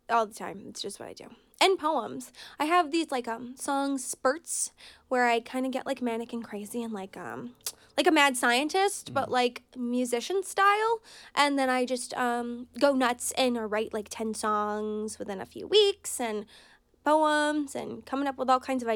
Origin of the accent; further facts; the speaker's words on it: Brattleboro, Vermont, United States; I grew up in Brattleboro, Vermont, which is artsy, eccentric type of town.